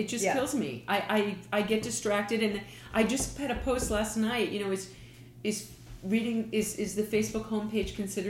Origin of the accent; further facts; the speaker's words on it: New York, United States; Because I'm from New York.